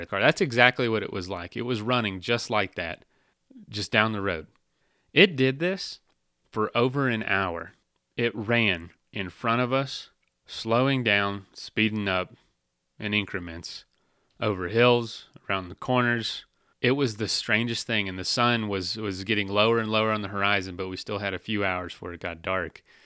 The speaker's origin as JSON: {"language": "English", "region": "Florida", "country": "United States", "said": "I'm from Florida"}